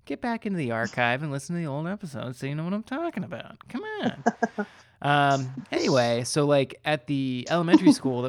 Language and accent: English; Hyattsville, Maryland, United States; So my station for like a year of this was at this one intersection in the town that I grew up in. Should I say the town? I feel like I could say it. It doesn't matter.